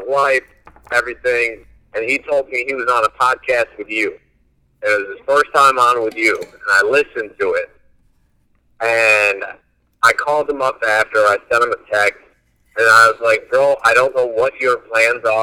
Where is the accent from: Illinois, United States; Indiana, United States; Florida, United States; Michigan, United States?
Illinois, United States; Chicago; I am from the northwest suburbs of Chicago